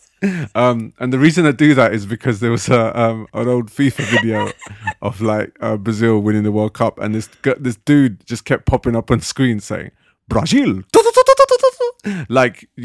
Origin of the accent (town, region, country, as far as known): Harrow, London, United Kingdom; born or raised there